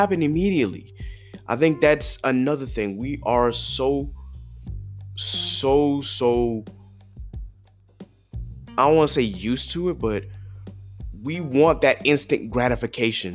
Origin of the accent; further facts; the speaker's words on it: South Carolina, United States; I grew up in Ruby Red, South Carolina